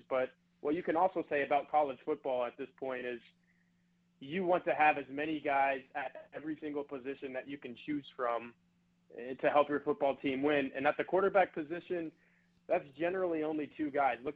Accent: Texas, United States; Texas, my home state

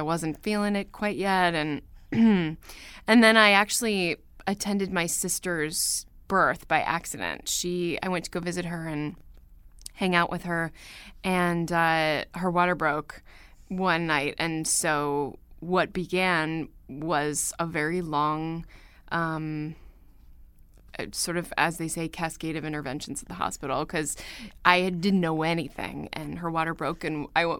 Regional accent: New York, United States; accent: Standard American; I am from New York.

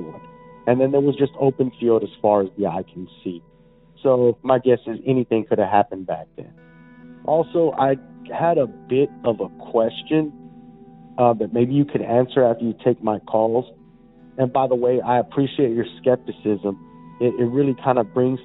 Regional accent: Texas, United States; Growing up in Texas

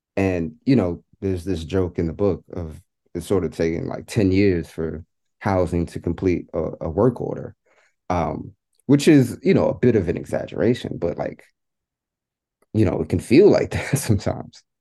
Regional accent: New York City, New York, United States; my experience growing up in New York, um, growing up in public housing

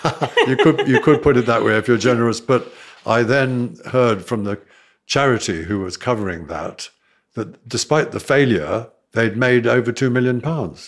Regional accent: South Africa; moved away; I was brought up in South Africa

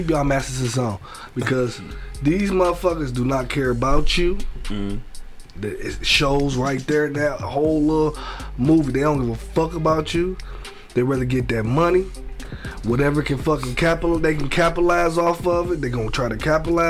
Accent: United States; Like we as American people

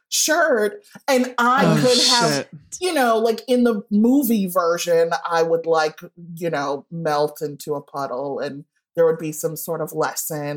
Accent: Evanston, Illinois, United States; I grew up in Evanston, which is just north of Chicago

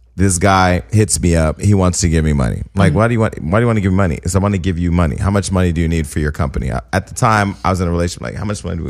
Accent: Stockton, California, United States; I'm from Stockton

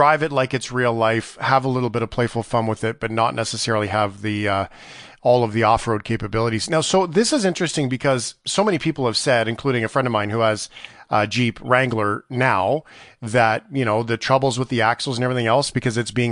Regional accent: Canada; being a Canadian

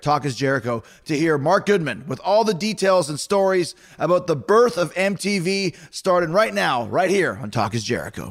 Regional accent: Canada; I'm from Canada

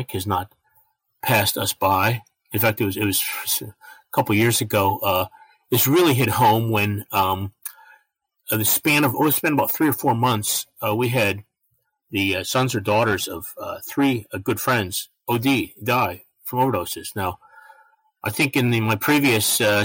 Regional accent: Batavia, New York, United States; also born or lived in Elba, New York; my hometown is the geographic centerpiece of Genesee County. It's called Batavia

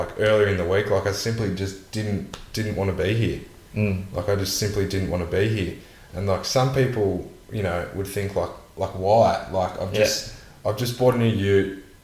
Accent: Warrnambool, Victoria, Australia; people who I grew up with in Warrnambool, but I moved to boarding school when I was in year 9 for 5 years.

